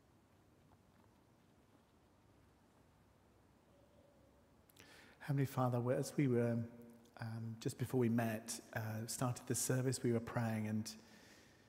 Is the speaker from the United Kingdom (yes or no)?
yes; Yorkshire and the Humber, United Kingdom; moved away; where I was born in Yorkshire. One of the places I was growing up, we lived in, was just on the edge of the Yorkshire Dales